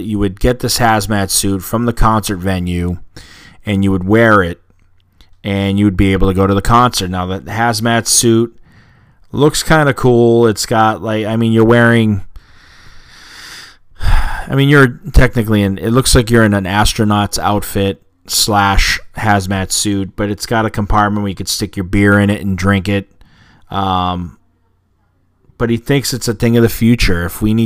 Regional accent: Boston, Massachusetts, United States; being a Bostonian

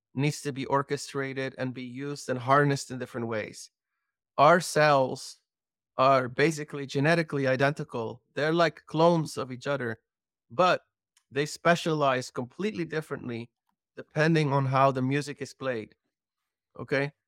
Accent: Belgium; I'm from Belgium

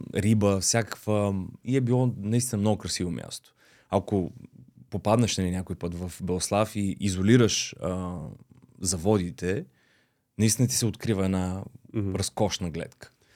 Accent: Varna, Varna Province, Bulgaria; moved away as an adult; also born or lived in Beloslav / Russia; now in Sofia, Bulgaria; Аз съм си от Варна, а, бил съм в детско-юношкия театър, след като се прибрахме нали, от Русия

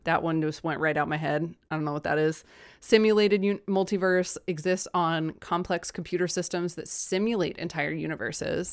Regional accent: United States; I'm American

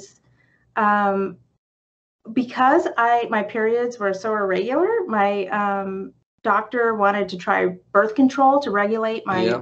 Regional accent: California, United States; now in Champaign-Urbana, United States; I'm from California originally

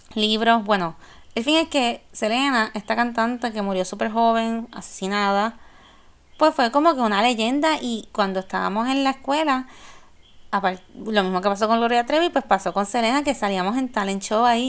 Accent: San Juan, Puerto Rico; cuando Hard Rock Café era en el viejo San Juan, y papi nos dejaba en la puerta

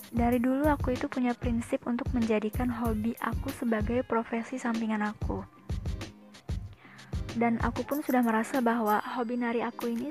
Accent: Bekasi, West Java, Indonesia; Aku lahir dan tinggal di Bekasi.

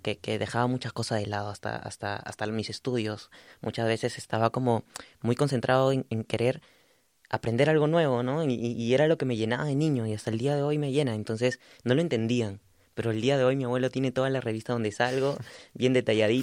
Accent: Lima, Peru; also born or lived in Chiclayo, Peru; yo, soy de Chiclayo, del norte de Perú, como eh, a unas horas de Lima. Yo, pero viví casi toda mi infancia también en Lima

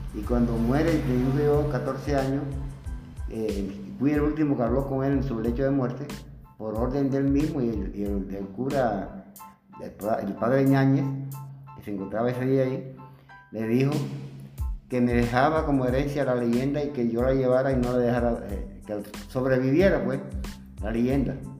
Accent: Plato, Magdalena, Colombia; este pueblo donde yo nací

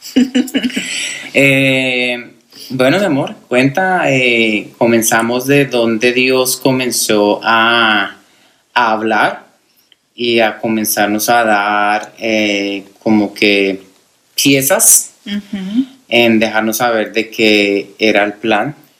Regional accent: Colombia; now in United States; soy colombiano, radicado en los Estados Unidos ya hace 19 años

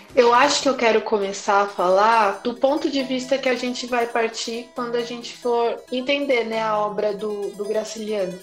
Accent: São Paulo, Brazil; eu sou de São Paulo, estudante de letras

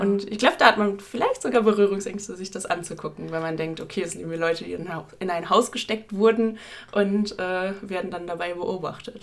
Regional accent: Ruhr area, North Rhine-Westphalia, Germany; wir kommen aus dem Ruhrgebiet

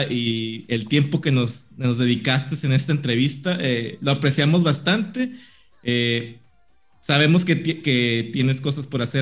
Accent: Mexico; y nosotros como mexicanos mostramos al público lo que nos gusta y lo que amamos de Japón.

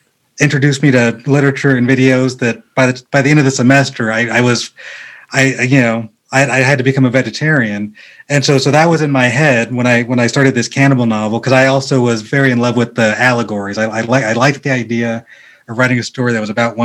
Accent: Rancho Cucamonga, California, United States; I grew up in a city called Rancho Cucamonga

